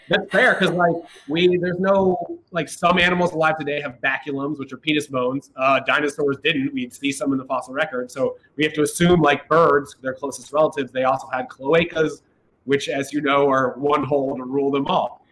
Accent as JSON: {"language": "English", "town": "Columbus", "region": "Ohio", "country": "United States", "tie": "born or raised there", "moved": "yes", "lives_now": "New York, United States", "said": "I'm from Ohio. I grew up in Columbus"}